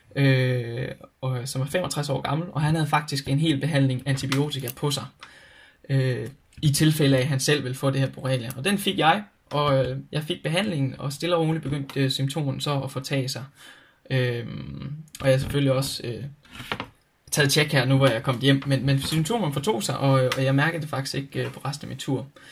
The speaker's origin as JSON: {"language": "Danish", "country": "Denmark", "said": "jeg har en rigtig sikker tilværelse med fantastiske forældre derhjemme i Danmark"}